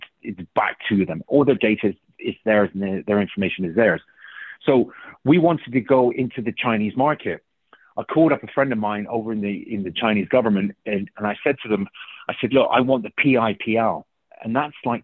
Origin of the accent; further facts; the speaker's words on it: England, United Kingdom; first language English; moved away; I'm from England.